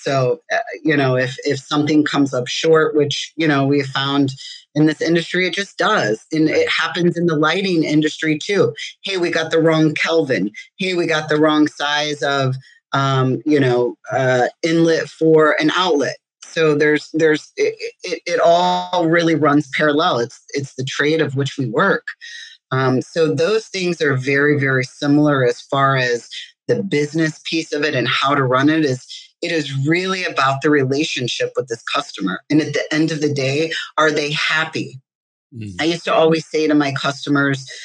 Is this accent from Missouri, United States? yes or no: yes; St. Louis, Missouri, United States; also born or lived in Chicago; now in Michigan, United States; I'm originally from St. Louis